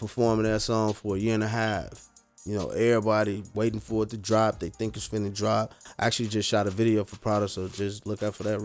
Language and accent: English; Chicago, Illinois, United States; moved away; I'm from Chicago.